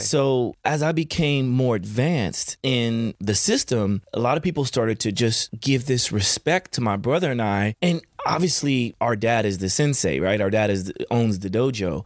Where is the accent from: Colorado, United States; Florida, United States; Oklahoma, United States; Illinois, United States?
Oklahoma, United States; Chandler; moved away; my childhood, I grew up in, in Chandler, Oklahoma